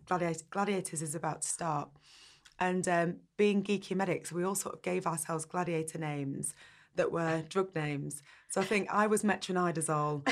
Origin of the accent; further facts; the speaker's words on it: Burnley, North West England, United Kingdom; I grew up in Burnley in the northwest